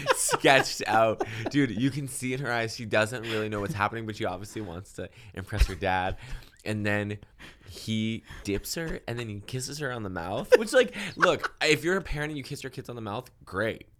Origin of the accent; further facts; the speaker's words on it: Massachusetts, United States; now in Los Angeles, United States; growing up in Massachusetts